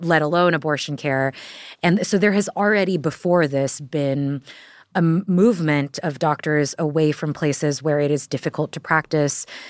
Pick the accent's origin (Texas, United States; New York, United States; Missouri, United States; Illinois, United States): Texas, United States; moved away; I'm from Texas